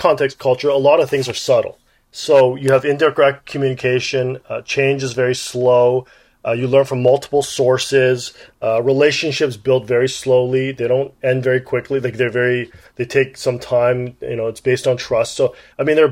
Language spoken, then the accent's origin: English; Toronto, Ontario, Canada; also born or lived in Kingston, Ontario / Regina, Saskatchewan; I was born in Kingston, Ontario, and then my father got a job in Regina, Saskatchewan, believe it or not. And afterwards, when I was 8 years old, they came to Toronto